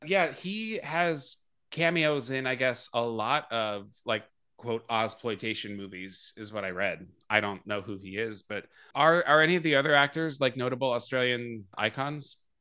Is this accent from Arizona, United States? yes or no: yes; Phoenix, Arizona, United States; I grew up in Phoenix, Arizona